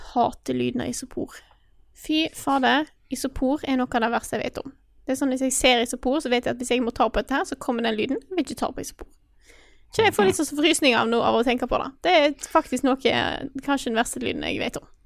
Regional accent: Stord, Vestland, Norway; moved away; jeg har hatt hjemme på Stord i lang tid

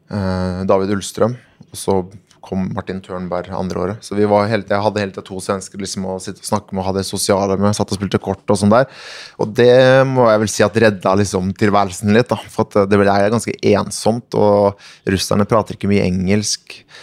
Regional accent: Norway; moved away as an adult; also born or lived in Sweden / United States; Jeg kom litt sånn naiv eh, nordmann her

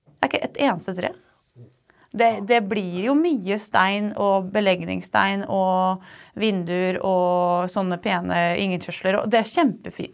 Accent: Hvaler, Østfold, Norway; jeg er fra Hvaler og selvfølgelig elsker omtrent alt ved Hvaler

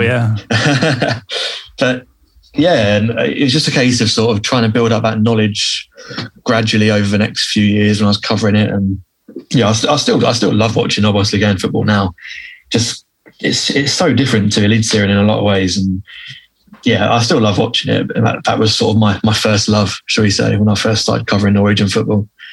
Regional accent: England, United Kingdom; being an English guy

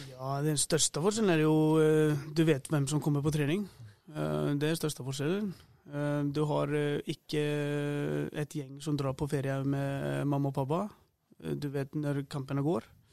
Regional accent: Iceland; moved away as an adult; also born or lived in Sweden; now in Norway; Jeg har jo fleste kampene hjemme på Island i høy, høyeste nivå der. Begynte å spille ung

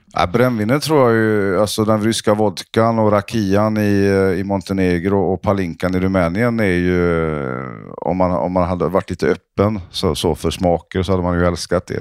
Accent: Sweden; Norwegian is a second language; moved away; i Sverige har vi jo det mot Frankrike

